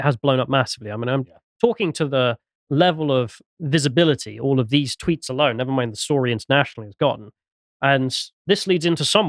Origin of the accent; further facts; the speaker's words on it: England, United Kingdom; from an English perspective